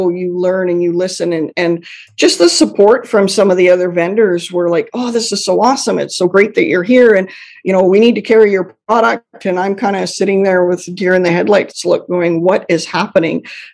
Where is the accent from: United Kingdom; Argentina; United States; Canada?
Canada; I'm Canadian